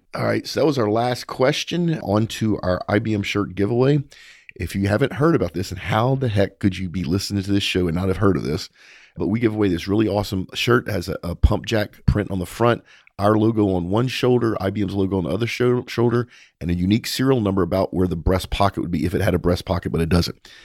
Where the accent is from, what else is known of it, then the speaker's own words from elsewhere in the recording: Texas, United States; as a Texan